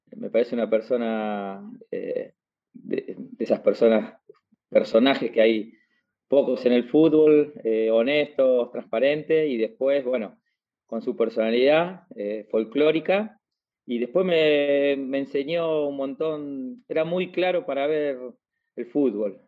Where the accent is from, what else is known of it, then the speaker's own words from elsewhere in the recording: Moreno, Buenos Aires Province, Argentina; soy de Moreno